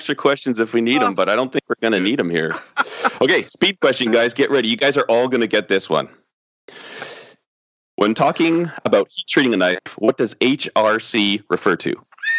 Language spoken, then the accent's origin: English; Canada; I'm a Canadian asking the questions.